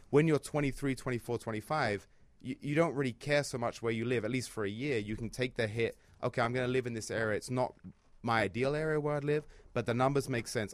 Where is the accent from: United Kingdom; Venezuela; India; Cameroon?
United Kingdom; London; moved away as an adult; now in Chicago, United States; I'm from London